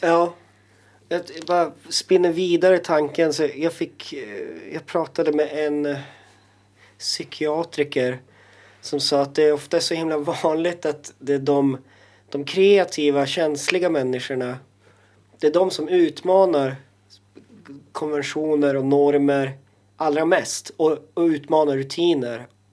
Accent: Jokkmokk, Norrbotten County, Sweden; moved away; also born or lived in Stockholm; jag känner mig mer eh, som same och som som eh, inlandsfödd liksom norrbottning

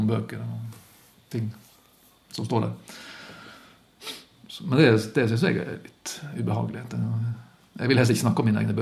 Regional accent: Luster, Vestland, Norway; god kveld, Luster. Det var vel på tide å ta seg en tur tilbake. Jeg har, eh, Etter at jeg flytta fra Luster

